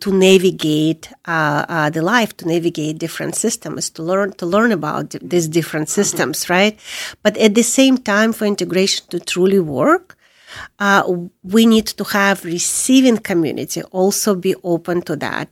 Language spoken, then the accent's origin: English; Crimea, Ukraine; moved away as an adult; also born or lived in Soviet Union; now in United States; I was born in Soviet Union. I came as a refugee from Ukraine, but I am from Crimea